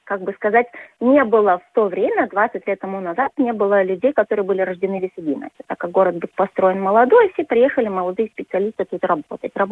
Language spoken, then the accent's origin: Russian; Lithuania; Russian is a second language; Мне сначала, когда вот я, литовка, приехала в такой город, было чуть-чуть э, ну, как бы некомфортно, потому что везде вот этот русский язык, а я как бы к нему так сильно не привыкла.